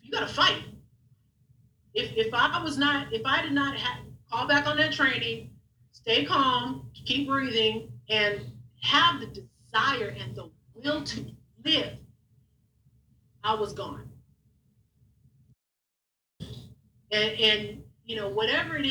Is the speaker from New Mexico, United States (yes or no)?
no; Long Beach, California, United States; I'm from Long Beach, you know, graduated from Long Beach Poly